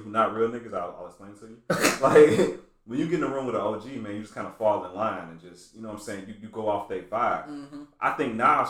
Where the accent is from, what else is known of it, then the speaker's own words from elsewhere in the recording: the South, United States; You know, I'm a dude from the South.